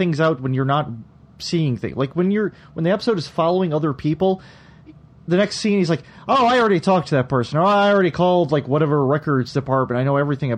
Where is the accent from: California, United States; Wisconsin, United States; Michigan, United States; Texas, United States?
Michigan, United States; moved away as an adult; now in Philadelphia, United States; I'm from Michigan, but I moved to Philadelphia 11 wonderful, glorious years ago.